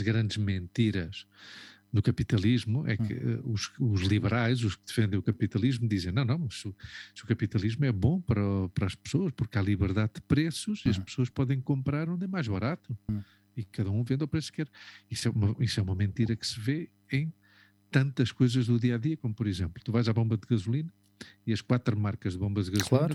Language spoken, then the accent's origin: Portuguese; Portugal; moved away as an adult; nós que saímos de Portugal com 23 anos